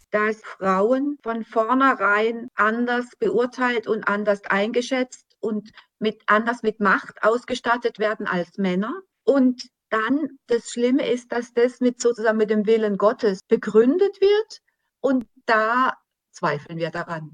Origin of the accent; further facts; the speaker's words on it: Germany; für uns als Deutsche